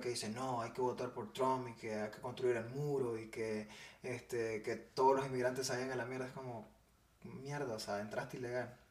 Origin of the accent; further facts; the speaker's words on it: Nicaragua; now in United States; yo soy nicaragüense y estamos en Estados Unidos